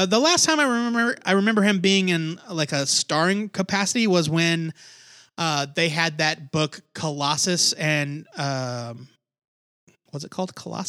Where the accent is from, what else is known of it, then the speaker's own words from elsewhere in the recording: United States; I'm also American.